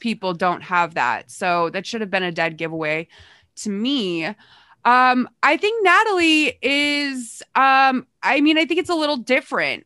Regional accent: Massachusetts, United States; I grew up in Massachusetts, which is, like, its own kind of speech impediment

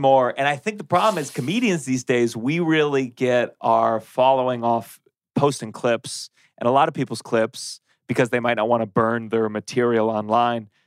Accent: Maryland, United States; also born or lived in Harlem, New York City / Lower East Side, New York City; now in New York City, United States; I grew up in Maryland

